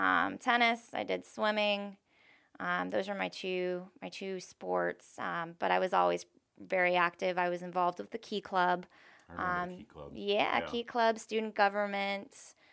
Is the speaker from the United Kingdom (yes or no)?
no; Tampa, Florida, United States; I grew up, I was raised in Town and Country.